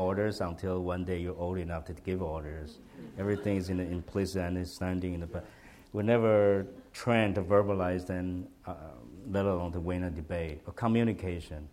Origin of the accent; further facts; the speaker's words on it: Taiwan; English is a second language; moved away as an adult; I was from Taiwan.